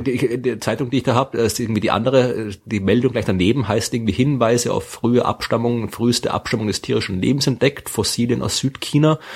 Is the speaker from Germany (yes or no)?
no; Wachau, Lower Austria, Austria; Das liegt in der Wachau. Ja, also da, mhm. wo ich herkomme, aus der Gegend in Österreich.